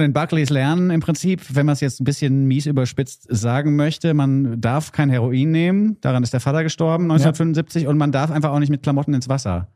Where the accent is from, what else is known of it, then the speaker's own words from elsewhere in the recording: Hesse, Germany; als Hesse